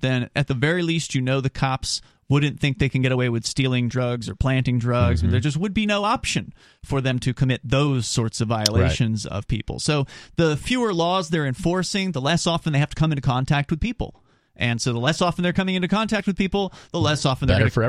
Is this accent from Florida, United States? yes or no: yes; Florida, United States; now in New Hampshire, United States; and turns out our very own New Hampshire, to which you and I have migrated. You came from New York. I came from Florida.